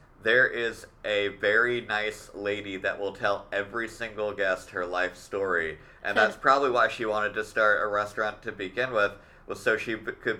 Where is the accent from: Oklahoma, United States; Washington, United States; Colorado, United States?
Oklahoma, United States; moved away; I'm happy that there's cool shit that's popping up in my hometown.